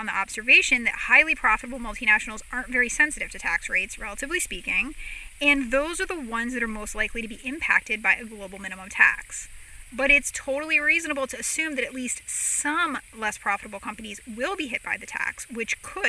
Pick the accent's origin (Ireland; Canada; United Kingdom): Ireland; I'm worried most about the Irish, because I am Irish and I know we're stubborn and we like to fight.